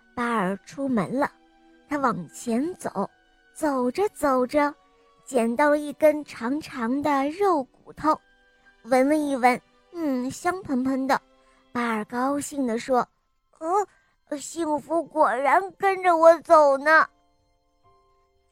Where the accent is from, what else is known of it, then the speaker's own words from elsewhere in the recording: Jinzhou, Liaoning, China; 我今年四岁，我来自辽宁省锦州市